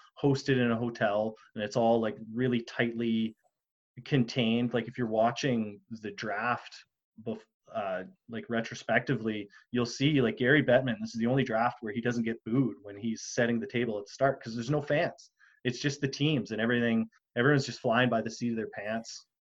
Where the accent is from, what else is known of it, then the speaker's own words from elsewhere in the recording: Northwestern Ontario, Canada; I'm from Northwestern Ontario.